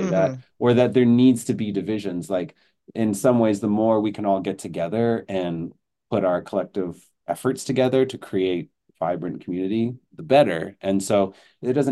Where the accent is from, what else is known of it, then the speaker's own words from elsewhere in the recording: Belleville, Ontario, Canada; moved away as an adult; also born or lived in Montreal; now in Kingston, Canada; I grew up in Belleville, Ontario, so close to Kingston